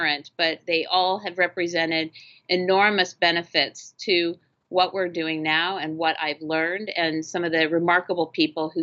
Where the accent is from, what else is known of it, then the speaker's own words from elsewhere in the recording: Phoenix, Arizona, United States; Phoenix is unique. It's my hometown